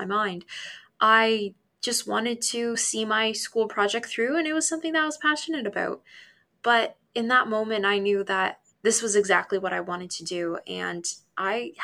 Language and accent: English; Hamilton, Ontario, Canada; my hometown, Hamilton.